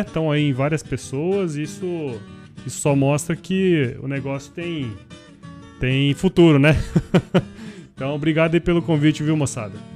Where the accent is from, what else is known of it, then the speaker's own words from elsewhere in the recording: Cuiabá, Mato Grosso, Brazil; eu sou aqui de Mato Grosso, né? Eu hoje moro em Cuiabá, sou nascido aqui em Cuiabá, na verdade